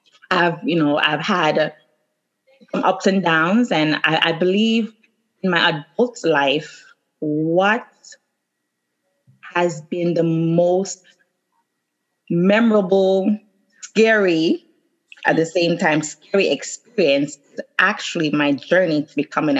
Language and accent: English; Jamaica; I'm Jamaican